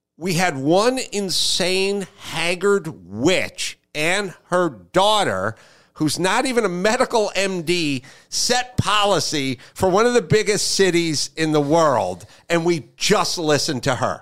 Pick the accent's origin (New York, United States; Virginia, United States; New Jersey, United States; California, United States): California, United States; Los Angeles; I grew up in Los Angeles and a very sort of hippie mom